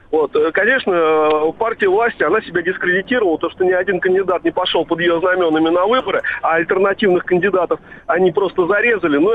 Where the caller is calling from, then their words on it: Vladimir, Vladimir Oblast, Russia; Э, из Владимира.